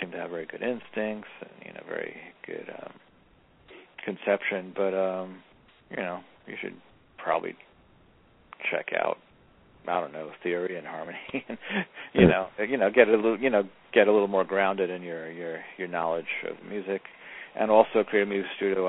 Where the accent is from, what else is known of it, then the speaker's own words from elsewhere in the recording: New York City, New York, United States; I grew up in Jackson Heights, Queens